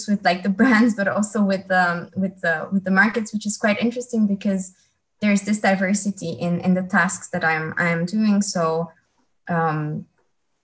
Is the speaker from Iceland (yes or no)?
no; Romania; moved away as an adult; also born or lived in Netherlands / France; I'm from Romania, originally from Romania, And when I was 19, I have decided that I wanted to embark on an international adventure